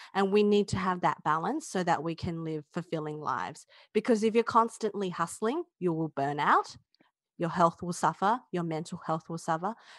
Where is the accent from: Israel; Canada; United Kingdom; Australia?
Australia; I'm Chinese Australian